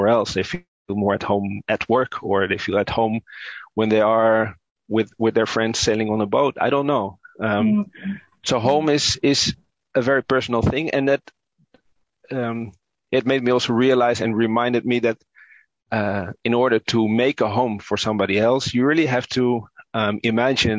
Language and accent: English; Utrecht, Netherlands; I grew up in the Netherlands, but yeah, of course, my parents are from Indonesia